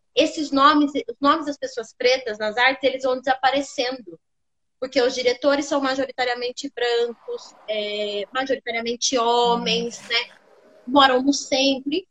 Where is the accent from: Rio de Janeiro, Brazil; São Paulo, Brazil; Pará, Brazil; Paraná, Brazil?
São Paulo, Brazil; Sorocaba; Eu sou de Sorocaba, interior de São Paulo